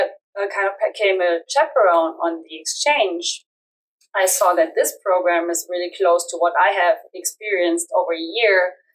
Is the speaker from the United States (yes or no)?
no; Germany; I'm from Germany.